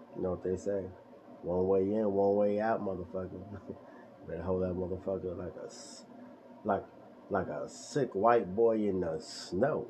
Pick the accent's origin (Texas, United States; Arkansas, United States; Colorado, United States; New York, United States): New York, United States; New York City; also born or lived in Bronx; I'm from Brooklyn, New York.